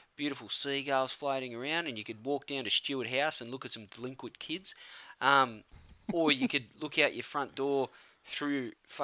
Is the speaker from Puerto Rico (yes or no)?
no; Campbelltown, New South Wales, Australia; I'm from Campbelltown.